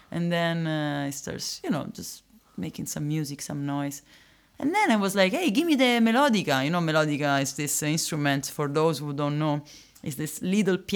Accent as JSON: {"language": "English", "town": "Rome", "region": "Lazio", "country": "Italy", "second_language": "English", "moved": "yes", "said": "I'm originally from Rome."}